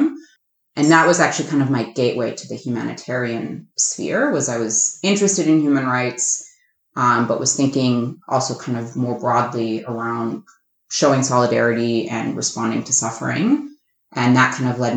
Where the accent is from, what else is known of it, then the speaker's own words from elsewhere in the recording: Massachusetts, United States; moved away; I am born and raised in Massachusetts. I grew up about an hour outside of Boston